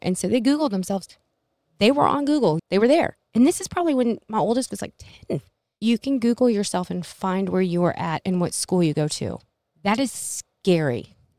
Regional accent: Middleburg, United States; I grew up in Middleburg, and I was the little Asian girl

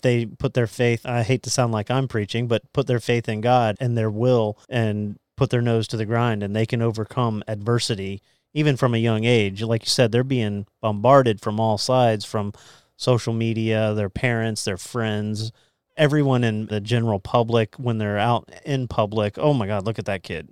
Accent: Titusville, Florida, United States; When I was growing up in Central Florida, uh, my mom, we would go to Temple Baptist down in Central Florida

